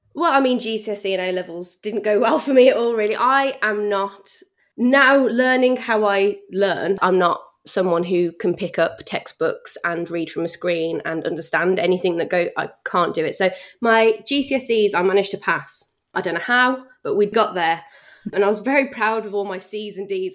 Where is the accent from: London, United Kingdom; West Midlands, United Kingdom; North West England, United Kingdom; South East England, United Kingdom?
West Midlands, United Kingdom; Bromsgrove; accent: Brummie; also born or lived in Redditch / Birmingham; I always class myself as a Brummie, but really I grew up in a place called Bromsgrove, which is in Worcestershire